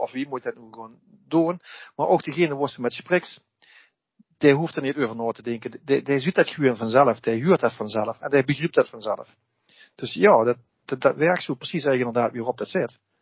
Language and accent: Dutch; Beesel, Limburg, Netherlands; ik ben een Lim, een Bezelse, ik ben een Limburger en ik ben een Nederlander en ik ben geen Hollander.